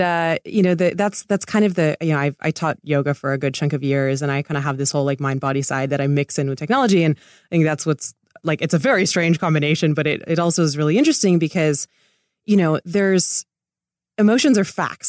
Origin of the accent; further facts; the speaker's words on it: Laguna Beach, California, United States; moved away as an adult; also born or lived in Italy / Connecticut / New York; I grew up in Laguna